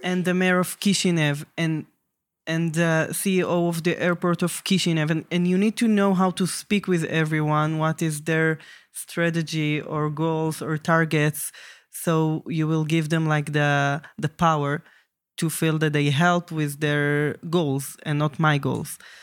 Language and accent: English; Jerusalem, Jerusalem District, Israel; I'm from Jerusalem